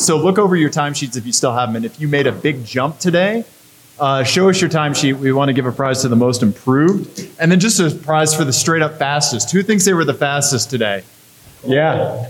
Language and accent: English; Missouri, United States; I grew up in Missouri.